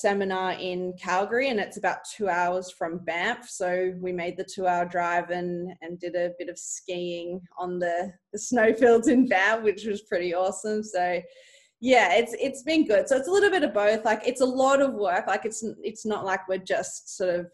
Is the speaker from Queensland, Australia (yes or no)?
no; Sydney, New South Wales, Australia; also born or lived in Melbourne; I'm originally from Sydney